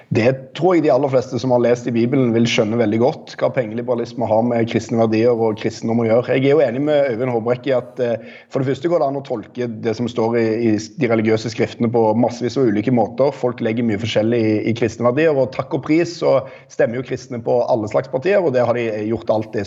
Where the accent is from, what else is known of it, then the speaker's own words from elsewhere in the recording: Rogaland, Norway; jeg er fra Rogaland